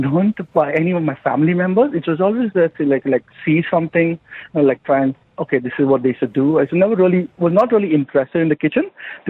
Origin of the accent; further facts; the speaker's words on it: Mumbai, Maharashtra, India; moved away as an adult; now in Dubai, United Arab Emirates; I was born in Bombay, in Mumbai.